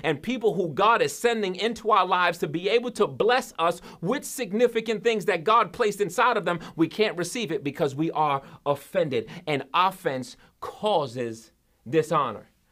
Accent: New York, United States; also born or lived in central Massachusetts; now in Massachusetts, United States; I'm from New York, but when I first came, uh, out here to Massachusetts

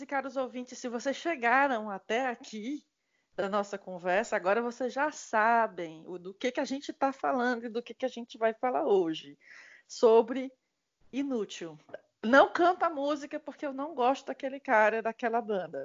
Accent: Brazil; moved away as an adult; eu sou brasileira, só faz oito anos que eu saí daí

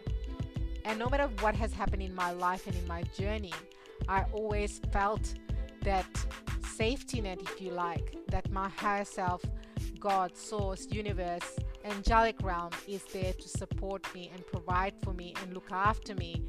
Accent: Fiji; being born and raised in Fiji and coming from an Indian background

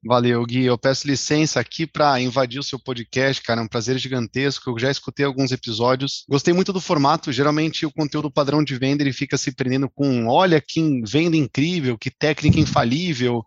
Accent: Jandira, São Paulo, Brazil; now in São Paulo, Brazil; Vim de Jandira, agora eu moro em São Paulo já há algum tempo

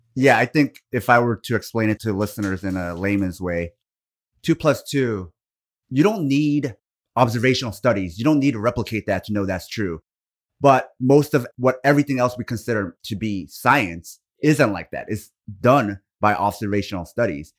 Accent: Portland, Oregon, United States; where I grew up in Oregon, Like, I grew up in the Portland, Beaverton area.

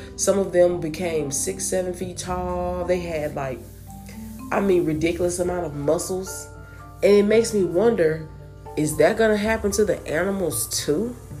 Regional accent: United States; a person that was born and raised in America

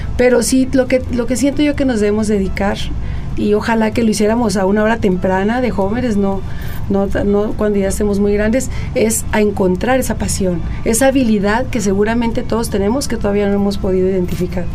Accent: Hermosillo, Sonora, Mexico; now in Coahuila, Mexico; Yo nací en Hermosillo, donde viví la primera parte de mi vida

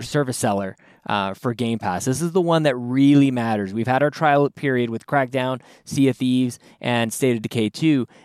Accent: Canada; as a Canadian

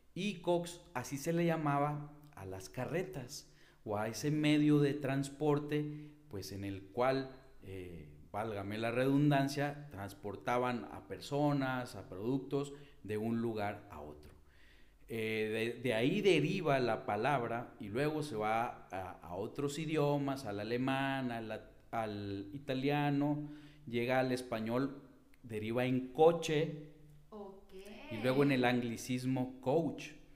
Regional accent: Hermosillo, Sonora, Mexico; soy de la ciudad de Hermosillo.

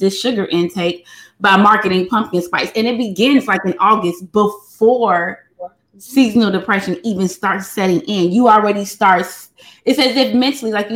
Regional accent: Chicago, Illinois, United States; I'm from Chicago

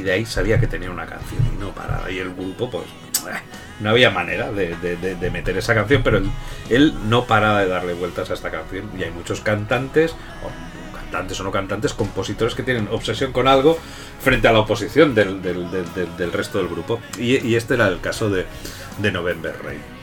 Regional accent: Catalonia, Spain; yo, como buen catalán

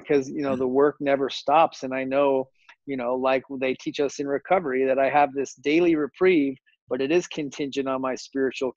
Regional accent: Phoenix, Arizona, United States; I grew up here in Phoenix, Arizona

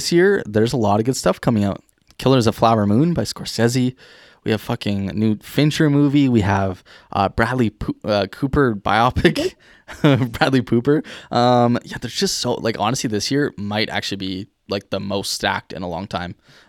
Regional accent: Ireland; Yeah, I think I'm Irish, so I can agree to that.

